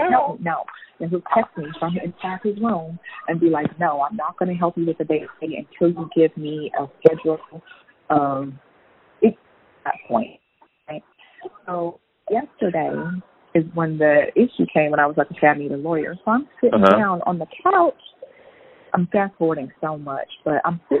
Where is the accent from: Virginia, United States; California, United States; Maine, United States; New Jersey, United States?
California, United States; I'm from California. I don't live here